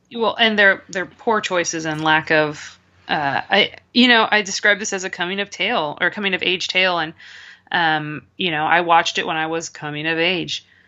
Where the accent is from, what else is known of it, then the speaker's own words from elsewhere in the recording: United States; as an American